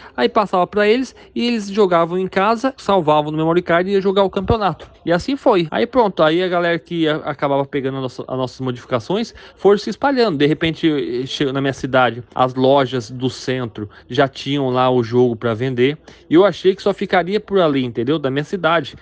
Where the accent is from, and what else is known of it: Mogi Mirim, São Paulo, Brazil; moved away; also born or lived in Paraíba